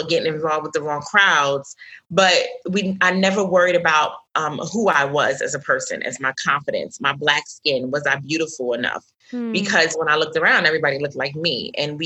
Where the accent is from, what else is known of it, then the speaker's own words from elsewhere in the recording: New York City, New York, United States; I was raised in Brooklyn, New York, New York City